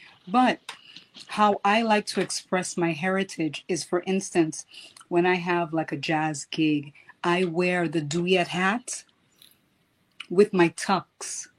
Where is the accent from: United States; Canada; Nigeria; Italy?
United States; New York City, New York; also born or lived in Dominica; I was born in Dominica. I'm from Dominica, raised in the Bronx, but I'm from Dominica. Not Dominican Republic, oh, but Dominica.